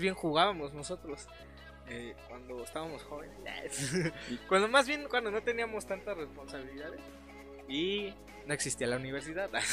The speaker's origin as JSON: {"language": "Spanish", "town": "Pachuca", "region": "Hidalgo", "country": "Mexico", "said": "soy, somos de Pachuca"}